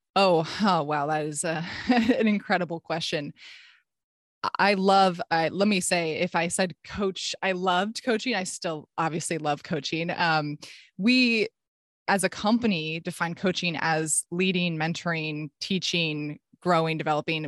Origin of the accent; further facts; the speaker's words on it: Palo Alto, California, United States; I was at my dream school back in my hometown. This is actually where I grew up